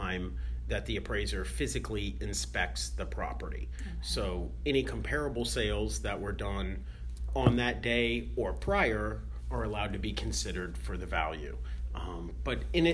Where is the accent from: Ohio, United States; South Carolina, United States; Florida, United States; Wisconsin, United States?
Florida, United States; Tampa; now in Pinellas County, United States; I was actually born and raised in Tampa, graduated from Plant High School